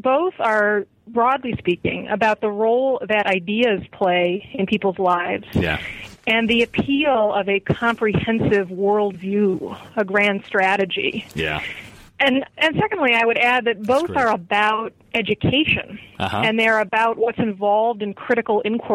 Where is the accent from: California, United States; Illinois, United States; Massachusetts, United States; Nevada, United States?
Illinois, United States; the Midwest outside of Chicago; I grew up in the Midwest outside of Chicago